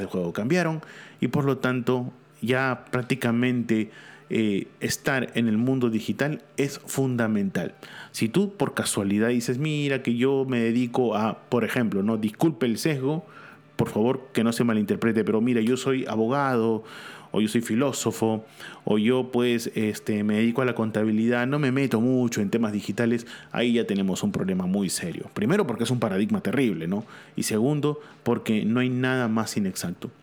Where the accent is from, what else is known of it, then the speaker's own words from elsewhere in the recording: Peru; aquí en mi país, en Perú